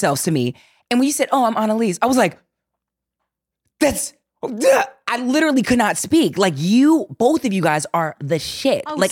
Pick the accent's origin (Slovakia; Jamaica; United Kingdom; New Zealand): Jamaica; I'm Jamaican.